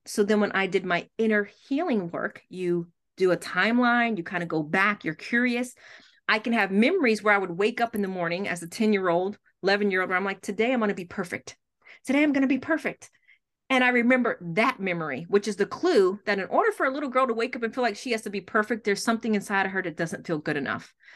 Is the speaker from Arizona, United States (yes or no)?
no; New York, United States; moved away; I'm originally from New York, that never left the block